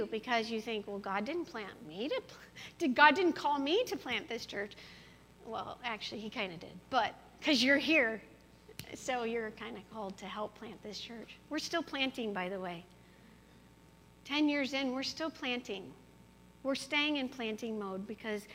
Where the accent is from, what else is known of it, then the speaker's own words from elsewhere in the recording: Colorado, United States; moved away as an adult; now in Quad Cities, United States; I'm from Colorado